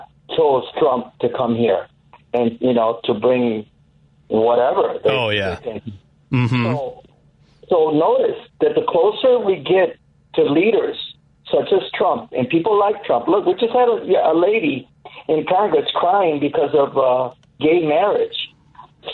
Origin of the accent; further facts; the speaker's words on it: Mexico; now in United States; I came from Mexico